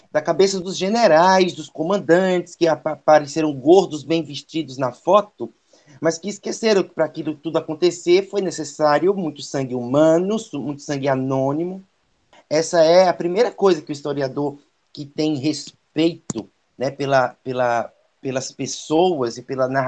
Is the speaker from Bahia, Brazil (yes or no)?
yes; Santo Amaro, Bahia, Brazil; now in Salvador, Brazil; antes de morar aqui em Salvador, desde pequenininho, eu sou de Santo Amaro, né? Então, tem uma vinculação muito grande com o Recôncavo da Bahia.